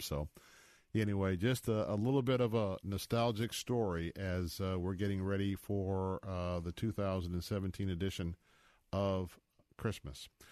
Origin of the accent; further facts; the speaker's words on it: Tampa, Florida, United States; I was born and raised right here in Tampa, Florida